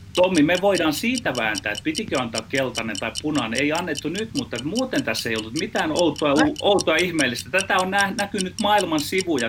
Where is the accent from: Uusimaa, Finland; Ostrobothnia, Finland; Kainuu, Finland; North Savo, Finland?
Ostrobothnia, Finland; Meillä Pohjanmaalla käytetään vertausta ahneesta sijasta